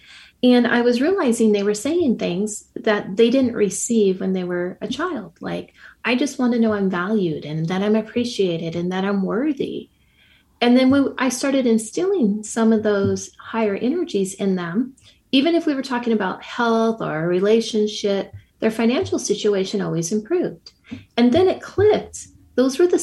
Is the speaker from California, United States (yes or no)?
yes; Silicon Valley, California, United States; now in Montana, United States; where I grew up in Silicon Valley